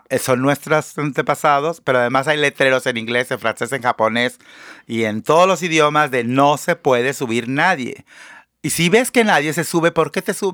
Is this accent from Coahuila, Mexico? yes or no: no; northern Oaxaca, Mexico